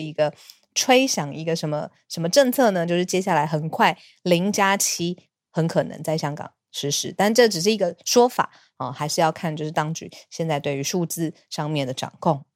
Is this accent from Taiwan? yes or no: yes; Taiwan; 我是台湾人